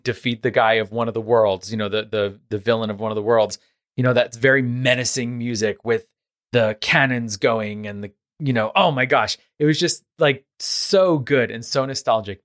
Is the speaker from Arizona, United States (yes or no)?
no; New York City, New York, United States; I grew up in Queens, New York